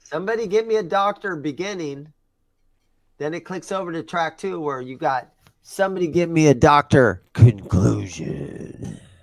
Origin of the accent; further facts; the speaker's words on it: Granville, Ohio, United States; moved away; I grew up in Ohio. I was in the Gr-, I, we grew up in Granville, which is thirty miles east of Columbus, Ohio